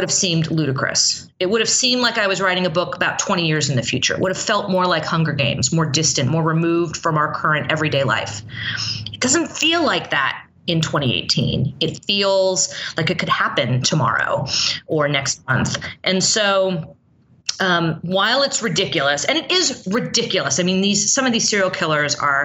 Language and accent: English; San Francisco, California, United States; now in Los Angeles, United States; I grew up in San Francisco. I've lived in LA for 20 plus years